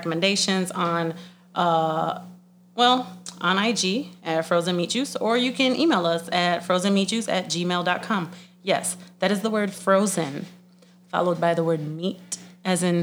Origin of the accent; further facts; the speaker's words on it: Sunshine State, Florida, United States; moved away as an adult; now in Chicago, United States; I am from the Sunshine State